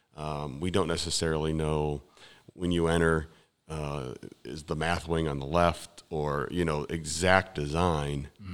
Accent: west side of Cleveland, near Cedar Point, Ohio, United States; born or raised there; moved away as an adult; now in New Philadelphia, United States

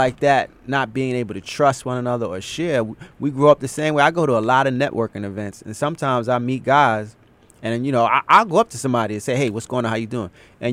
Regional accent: New York City, New York, United States; growing up in Brooklyn in the 80s and 90s

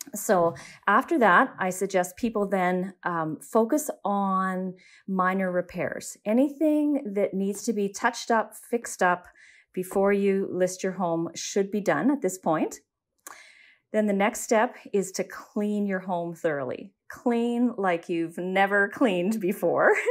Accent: Saskatoon, Saskatchewan, Canada; I was born and raised in Saskatoon

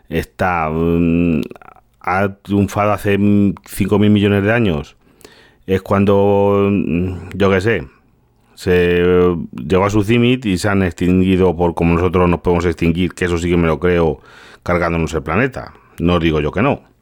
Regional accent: Galicia, Spain; now in Toledo, Spain; yo soy, yo soy gallego, a que vivo aquí en Toledo, pero yo soy gallego. Y yo soy una aldea muy pequeña.

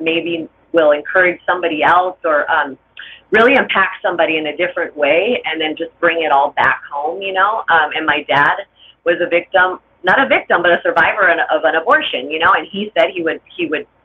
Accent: Los Angeles, California, United States; I grew up in LA in HP, a very gang infested neighborhood.

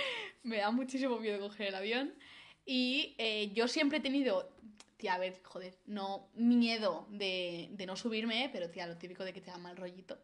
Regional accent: Valencia, Valencian Community, Spain; Yo, yo, soy de Valencia

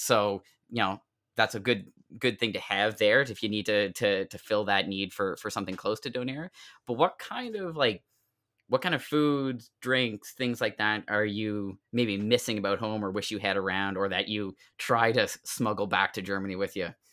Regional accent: South Shore, Nova Scotia, Canada; moved away; I grew up on the South Shore

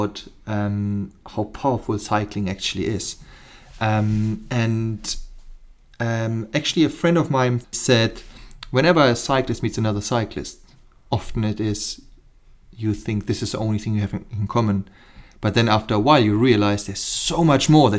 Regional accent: Germany; English is a second language; moved away as an adult; also born or lived in Cape Town, South Africa; now in Chilterns, United Kingdom; I'm German by trade. I'm born and bred in Germany

